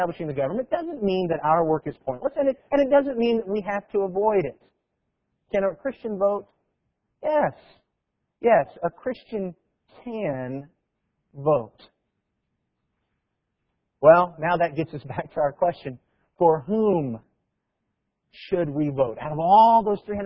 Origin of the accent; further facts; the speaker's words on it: Tennessee, United States; we're from Tennessee